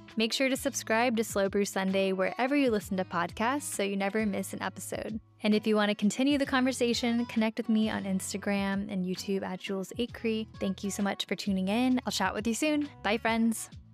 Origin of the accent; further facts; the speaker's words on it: Kentucky, United States; moved away; I was born in Kentucky, which is where my dad is from